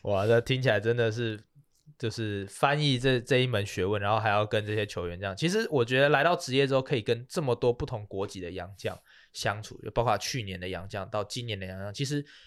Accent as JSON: {"language": "Chinese", "country": "Taiwan", "said": "我们就是台湾人也会直接讲英文"}